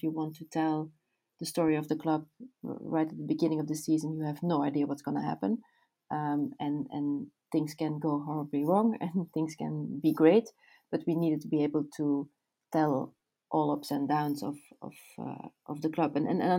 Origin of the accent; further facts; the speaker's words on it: Belgium; I'm born and raised in Belgium